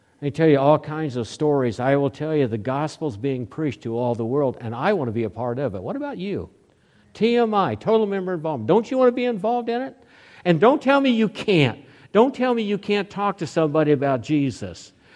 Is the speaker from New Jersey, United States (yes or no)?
no; Oklahoma City, Oklahoma, United States; moved away; also born or lived in Lincoln, Nebraska / Oceanside, California / Hawaii; when I grew up in Oklahoma, Oklahoma City